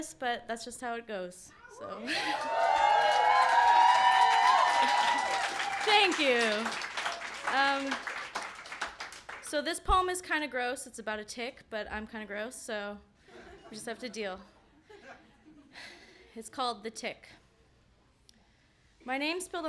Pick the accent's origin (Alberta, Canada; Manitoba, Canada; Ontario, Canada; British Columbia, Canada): Manitoba, Canada; Selkirk; my hometown in Selkirk, Manitoba